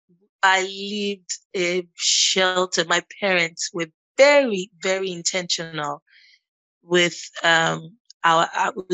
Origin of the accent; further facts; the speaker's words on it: Lagos, Nigeria; I was born and bred in Lagos, still in Lagos